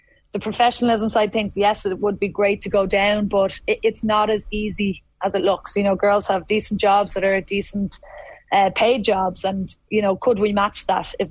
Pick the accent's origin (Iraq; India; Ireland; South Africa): Ireland; Dublin, Leinster; I'm from Dublin